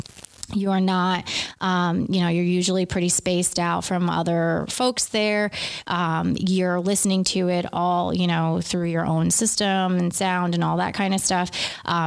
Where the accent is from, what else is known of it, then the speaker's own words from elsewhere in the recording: Beacon, New York, United States; being from Beacon